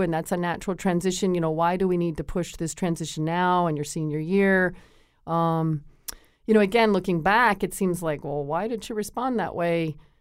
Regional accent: Connecticut, United States; I grew up in Connecticut

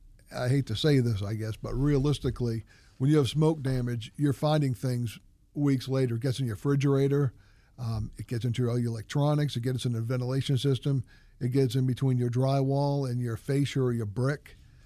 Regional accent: New Hampshire, United States; For me, I grew up in New Hampshire. So I like personal service. I grew up in a small town.

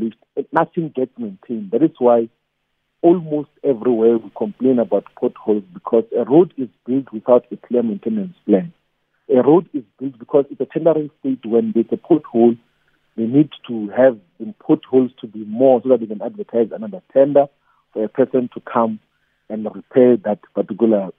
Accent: Malamulele, Limpopo, South Africa; In the area where I grew up in Malamele, Collins Chabanu municipality

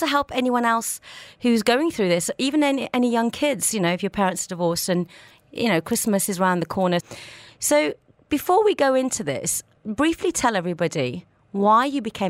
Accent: India; I'm Indian.

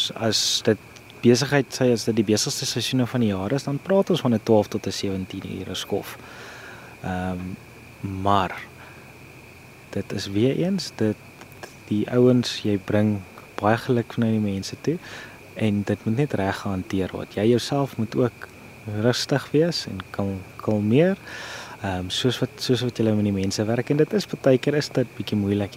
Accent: Pretoria, Gauteng, South Africa; also born or lived in Kakamas, Northern Cape; now in Northern Cape, South Africa; ek kom oorspronklik van Pretoria af en ek is nou heidaglik hierso by Kamkerie in die Noord-Kaap

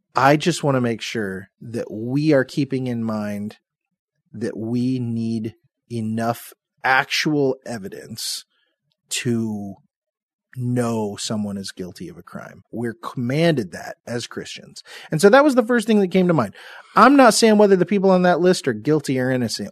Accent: Seymour, Indiana, United States; I'm from Seymour, Indiana

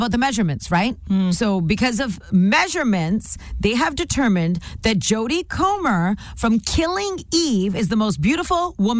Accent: Nanaimo, British Columbia, Canada; moved away as an adult; also born or lived in Vancouver Island; now in South Surrey, Canada; I'm from Nanaimo. Okay. I grew up there. I know the island.

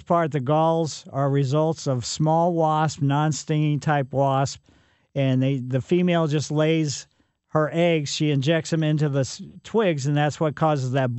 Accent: Ellisville, Missouri, United States; Growing up in Ellisville

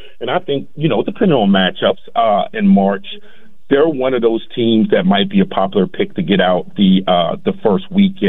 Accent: Virginia, United States; I'm from the Commonwealth of Virginia

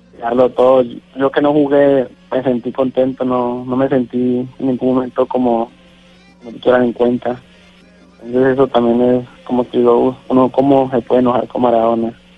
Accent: Guacarí, Valle del Cauca, Colombia; moved away as an adult; also born or lived in Tijuana, Mexico; now in Culiacán, Mexico; Yo soy de Guacari Valle, de Cali.

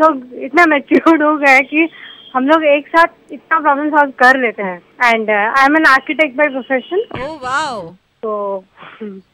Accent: Odisha, India; moved away as an adult; now in Siliguri, India; मैं एक्चुअली उड़ीसा से हूँ but now I am in Siliguri I am posted in Siliguri

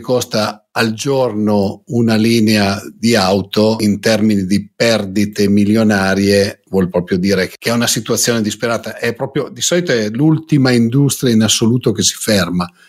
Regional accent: Lombardy, Italy; io che vengo dalla Lombardia

